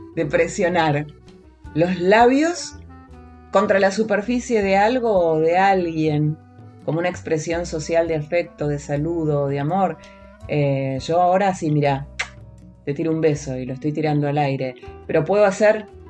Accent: Argentina; por nuestra tierra, por nuestra tierra, tierra argentina

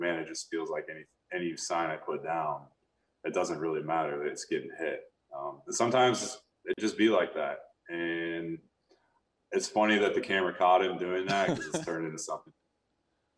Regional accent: Sacramento, California, United States; growing up in Sacramento, I grew up a huge Giants fan

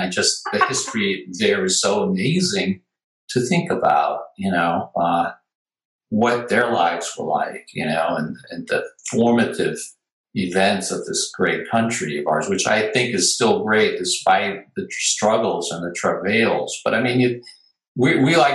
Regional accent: New York City, New York, United States; I grew up in New York City, in Manhattan, on the east side.

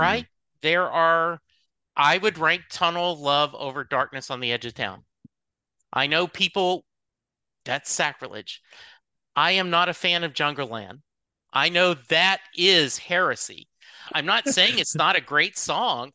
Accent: Louisiana, United States; I grew up in Louisiana

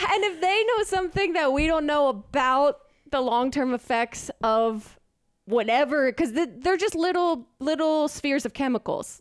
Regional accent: New Jersey, United States; I'm from New Jersey

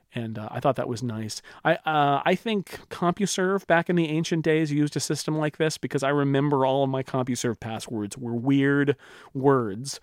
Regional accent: near Yosemite, California, United States; I grew up near Yosemite.

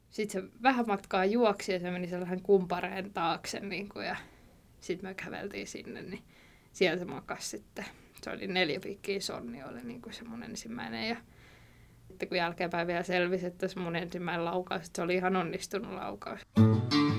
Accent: Valkeala, Kymenlaakso, Finland; now in Kouvola, Finland; mä oon Valkealasta, Toikkalasta kotosin, että siellä kasvanut

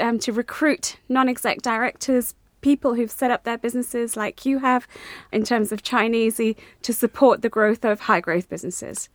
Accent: India; now in England, United Kingdom; an Indian going to China, living in England, born in India

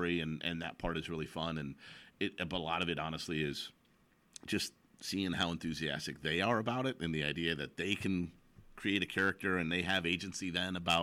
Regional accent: Chicago, Illinois, United States; now in Kirkland, United States; I grew up in Chicago

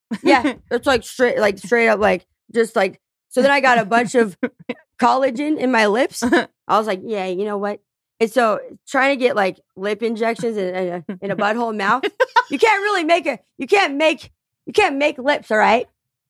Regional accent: Tucson, Arizona, United States; I grew up in Section 8 housing in Tucson, Arizona. Before the trailer park, I lived in Esbro.

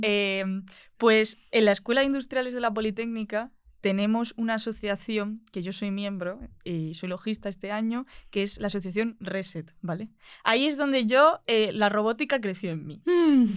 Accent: Albolote, Andalusia, Spain; moved away as an adult; now in Madrid, Spain; Yo soy de Granada, de un pueblo de Albolote

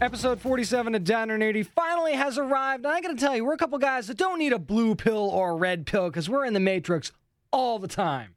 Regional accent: New England, United States; being from New England

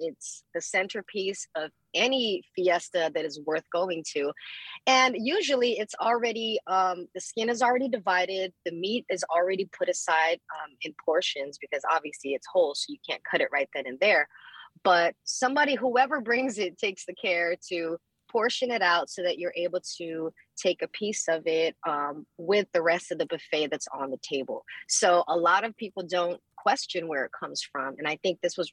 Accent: Philippines; moved away; I was born in the Philippines

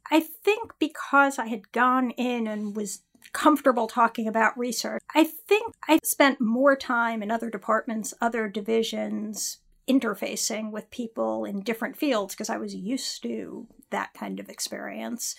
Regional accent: Westchester, New York, United States; also born or lived in California / Philadelphia; now in New York City, United States; I grew up in Westchester

